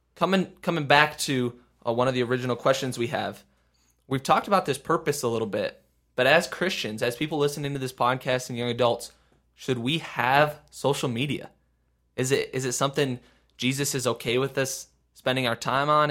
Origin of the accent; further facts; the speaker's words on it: Midwest, United States; we're from the Midwest